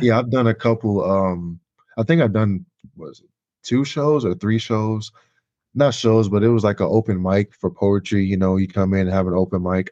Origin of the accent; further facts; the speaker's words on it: Chicago, Illinois, United States; now in Indiana, United States; I'm originally from Chicago. I grew up in the area